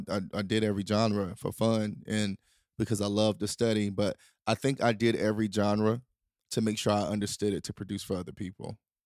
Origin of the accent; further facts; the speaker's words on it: the South, United States; Country music wasn't an option though now because I grew up in the South